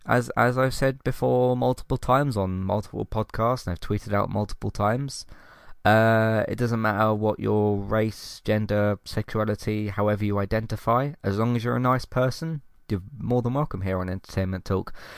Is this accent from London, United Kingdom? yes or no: yes; London, United Kingdom; born and raised in London